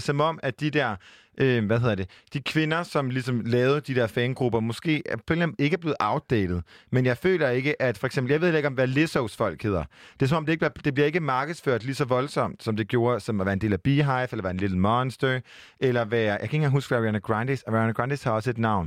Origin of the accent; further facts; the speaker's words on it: Jutland, Denmark; Jeg er fra Jylland